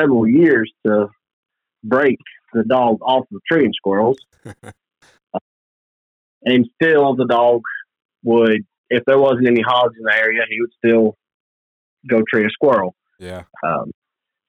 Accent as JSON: {"language": "English", "town": "Scaly Mountain", "region": "North Carolina", "country": "United States", "said": "I am from Scaly Mountain, North Carolina."}